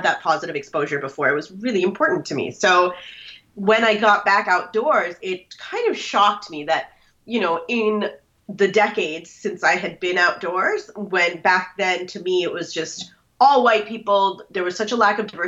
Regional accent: Minnesota, United States; born or raised there; moved away as an adult; now in Washington, D.C. area, United States

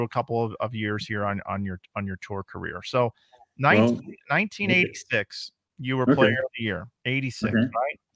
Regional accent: Fairview Heights, Illinois, United States; that was in my hometown, just on the other side of the river there

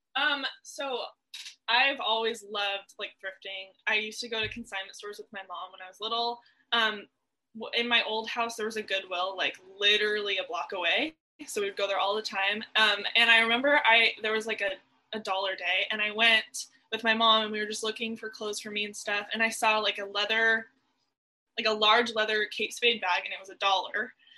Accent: Seattle, Washington, United States; now in Arlington, United States; I'm from Seattle, and um, I recently moved to Arlington, which is also in, it's like an hour north of Seattle

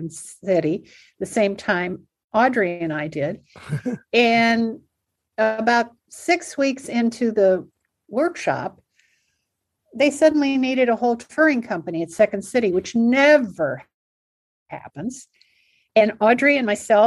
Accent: Cleveland, Ohio, United States; moved away as an adult; also born or lived in Chicago; I grew up in Cleveland.

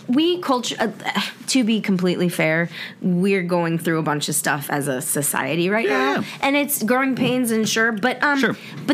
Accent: Alpharetta, Georgia, United States; The boys in growing up in Alpharetta, Georgia in the South

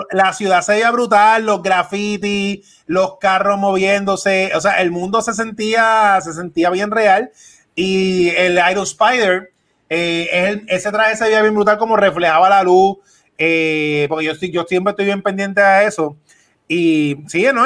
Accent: Puerto Rico; nosotros somos boricuas

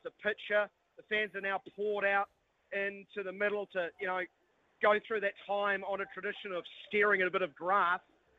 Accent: Wellington, New Zealand; I'm from Wellington.

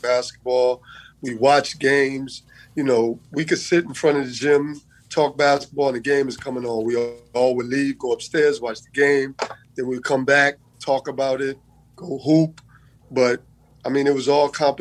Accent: New York City, New York, United States; I discovered the game from Mitchell Projects in the Bronx. You know, we have all the tall buildings. You know, my building is like right in front of the gym. Walk through the park, I get to the gym, walk to the right, and it's my elementary school.

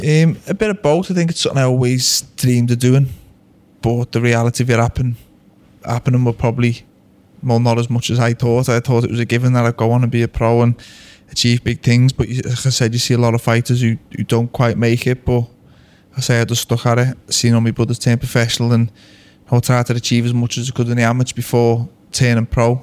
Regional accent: Liverpool, North West England, United Kingdom; we're both being from Liverpool

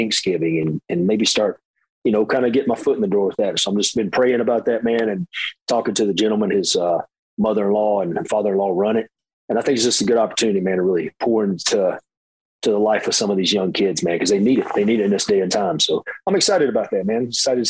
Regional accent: Hickory, North Carolina, United States; my hometown, Hickory.

